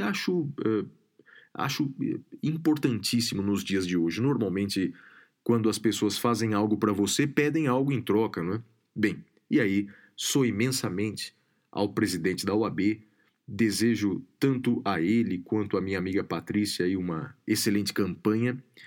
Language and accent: Portuguese; Guaratinguetá, São Paulo, Brazil; ambos do interior do estado. Eu de uma outra região do, do Vale do Paraíba, sou de Guaratinguetá